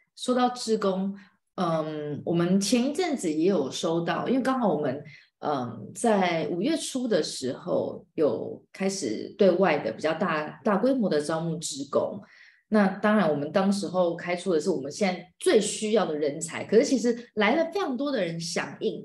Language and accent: Chinese; Taiwan; 在我们台湾人看不见的非洲